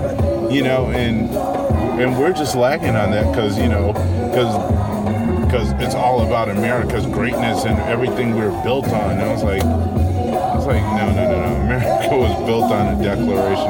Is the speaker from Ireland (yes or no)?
no; Guam; now in United States; I was raised in Guam